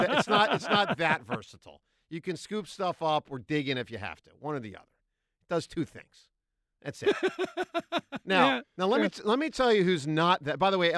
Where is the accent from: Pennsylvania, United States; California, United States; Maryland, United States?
Pennsylvania, United States; Philadelphia; What I needed as a Philadelphian and as a Sixers fan